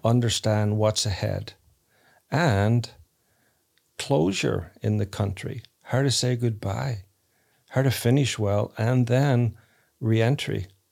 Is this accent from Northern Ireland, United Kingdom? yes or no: yes; Northern Ireland, United Kingdom; now in United States; I grew up in Ireland, Northern Ireland, so people aren't typically nice to each other